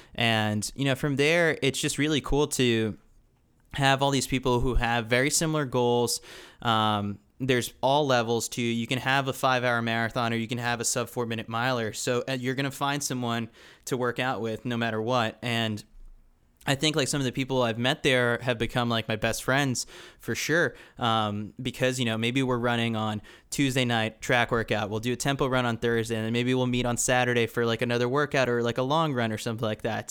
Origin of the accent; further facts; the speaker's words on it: New York City, New York, United States; moved away as an adult; also born or lived in Milwaukee, Wisconsin; growing up in New York City